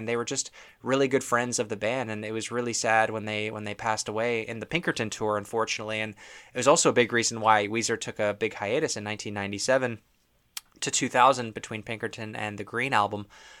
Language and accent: English; Toronto, Ontario, Canada; I'm not from Los Angeles, California, which is where they're from. So I guess it makes a lot more sense if you live out there. But If you're from Toronto, a surfing song just doesn't quite resonate the same way.